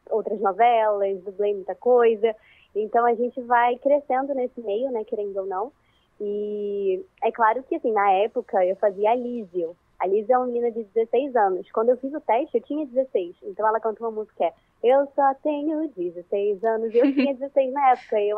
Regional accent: Rio de Janeiro, Brazil; E eu sou do Rio de Janeiro, capital. Então, assim, eu tive que mudar o meu sotaque.

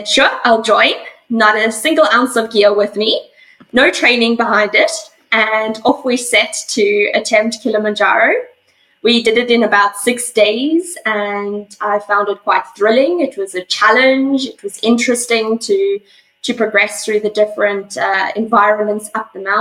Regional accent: South Africa; also born or lived in Johannesburg, South Africa; now in Perth, Australia; I'm originally from South Africa. I was born in Johannesburg, which is one of the big cities down there. And as a young child, I grew up basically on my family's game reserve.

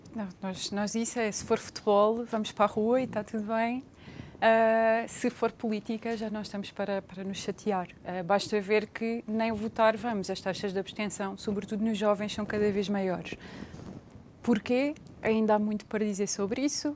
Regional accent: Portugal

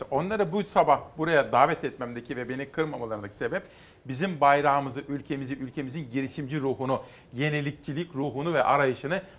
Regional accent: Istanbul, Turkey; also born or lived in İzmit; İzmit'te ilkokulu okudum. Daha sonra ortaokuldan itibaren İstanbul'daydım.

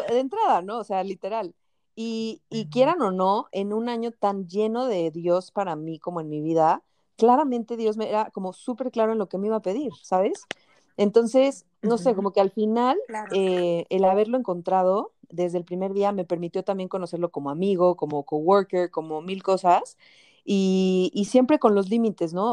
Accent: Mexico; moved away as an adult; now in El Salvador; soy mexicana

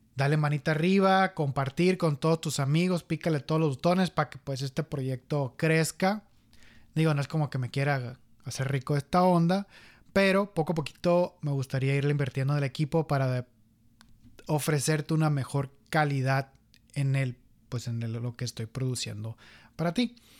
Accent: Guasave, Sinaloa, Mexico; moved away as an adult; also born or lived in Hermosillo, Sonora; en Guasave donde no yo crecí

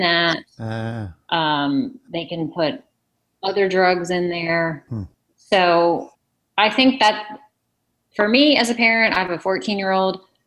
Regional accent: Loudoun County, Virginia, United States; I grew up in Loudoun County, Virginia

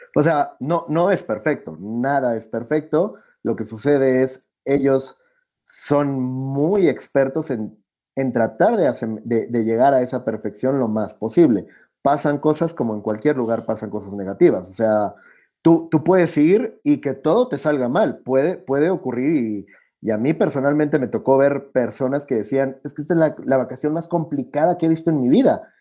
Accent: Mexico; yo soy el mexicano

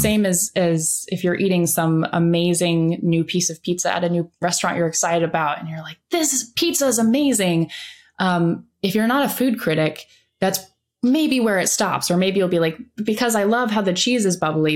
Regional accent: Iowa, United States; I grew up in Iowa.

